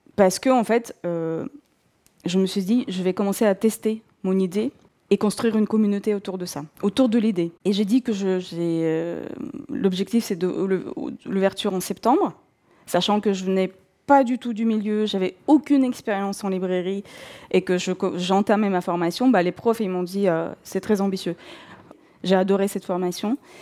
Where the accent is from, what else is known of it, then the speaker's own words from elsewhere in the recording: North Caucasus, Russia; first language Russian; French is a second language; moved away as an adult; Je suis née en Russie, euh, et j'ai grandi en Russie jusqu'à mes 21 ans. Euh, je viens du sud de la Russie, euh, de, la région du Caucase du Nord.